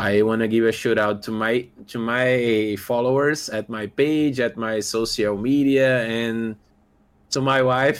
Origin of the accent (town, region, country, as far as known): Brazil; English is a second language